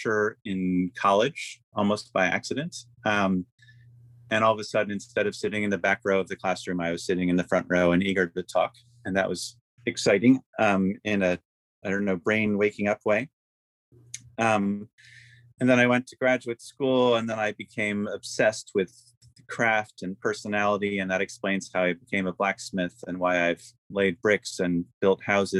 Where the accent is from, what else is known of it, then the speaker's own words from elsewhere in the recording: Philadelphia, Pennsylvania, United States; also born or lived in Maine; I grew up in Philadelphia and spent my summers in Maine